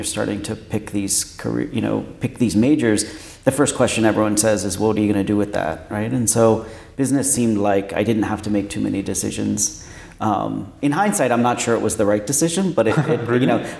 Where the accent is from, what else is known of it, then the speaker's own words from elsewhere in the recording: New York, United States; born there; also born or lived in Pennsylvania; now in Washington, United States; I was born in New York. In upstate New York, and then moved around a bit and went to school in Pennsylvania, central Pennsylvania, and then moved to Washington for college.